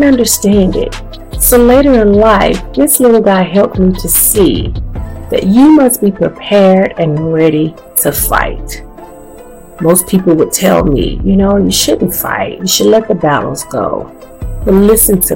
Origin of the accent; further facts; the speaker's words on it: the South, United States; I am what they call a true grits girl, a girl born and raised in the South